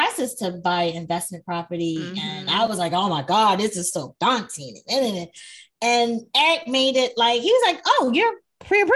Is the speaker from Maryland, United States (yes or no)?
yes; Baltimore, Maryland, United States; now in California, United States; I'm from Baltimore